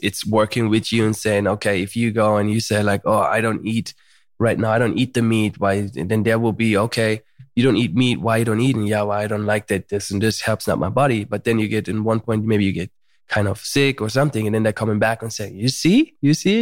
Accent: Germany; moved away as an adult; also born or lived in United States; now in Malibu, United States; I was born in Germany

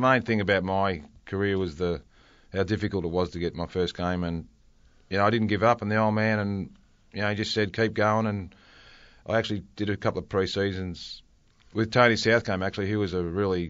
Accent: Bendigo, Victoria, Australia; I was from Bendigo, played with Golden Square, and did a couple of pre-seasons with Carlton, as you know, and as an 18 and 19-year-old.

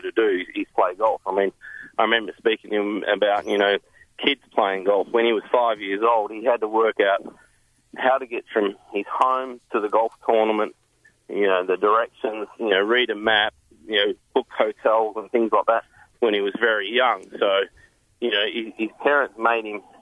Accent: Victoria, Australia; moved away; also born or lived in Western Australia; growing up in Western Australia, well, I grew up in Victoria, but then went to Western Australia, which is very windy.

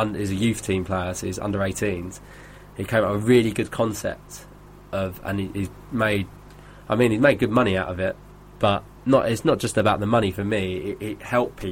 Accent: North Weald, East of England, United Kingdom; being from Essex

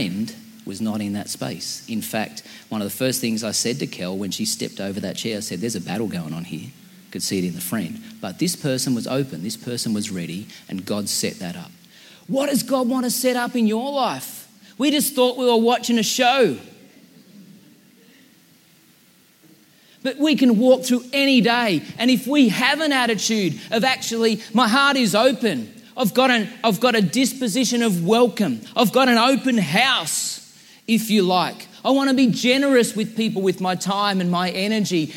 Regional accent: Central Coast, New South Wales, Australia; we're from the Central Coast

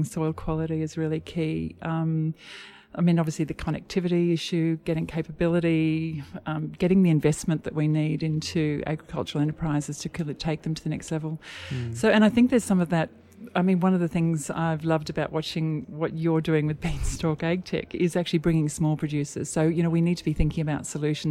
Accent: Darling Downs, Queensland, Australia; I actually grew up in the Darling Downs, Queensland, by background.

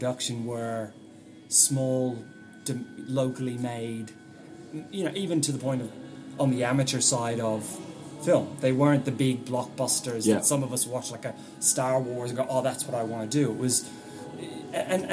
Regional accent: Ireland; now in Australia; growing up in Ireland and here in Australia

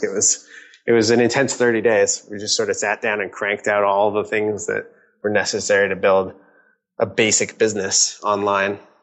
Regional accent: Redmond, Washington, United States; also born or lived in California / San Francisco; I grew up in Redmond, uh, Washington

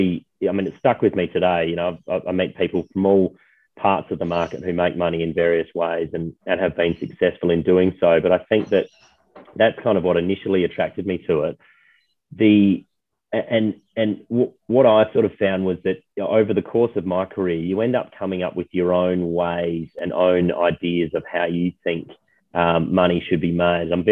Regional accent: Adelaide, South Australia, Australia; now in Sydney, Australia; born and bred in Adelaide

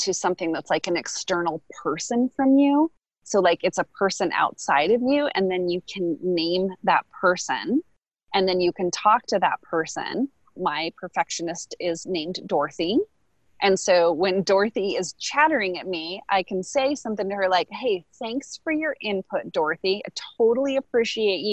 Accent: United States; as an American

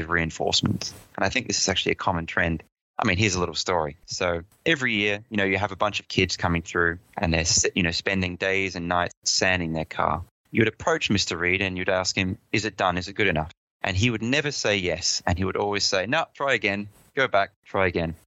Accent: Adelaide, South Australia, Australia; accent: Pommy; moved away as an adult; also born or lived in London, United Kingdom; I grew up in Adelaide most of my life

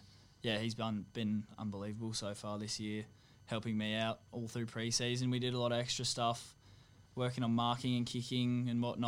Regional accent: Sydney, New South Wales, Australia; growing up in Sydney

